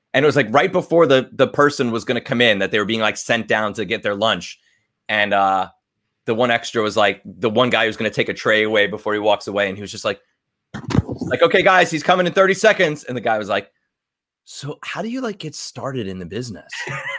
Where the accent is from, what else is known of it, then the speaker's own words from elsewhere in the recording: Long Island, New York, United States; accent: New York; like Chris Angel, from Long Island, magician, rock star. And I, as soon as I came to LA and with my little NYU accent, everybody wanted me to play like the New York Jersey Shore.